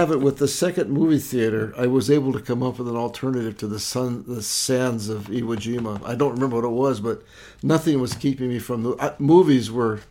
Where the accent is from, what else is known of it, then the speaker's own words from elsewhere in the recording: Lewistown, United States; Well, I've gone back and thought about growing up in Lewistown.